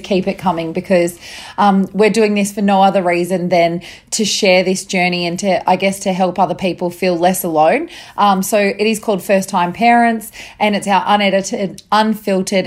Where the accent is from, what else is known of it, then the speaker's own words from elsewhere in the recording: Bathurst, New South Wales, Australia; moved away; my hometown of Bathurst in New South Wales